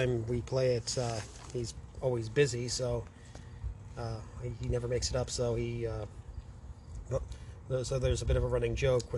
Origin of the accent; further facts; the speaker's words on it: Toronto, Ontario, Canada; I was raised in Southern Ontario, in the GTA.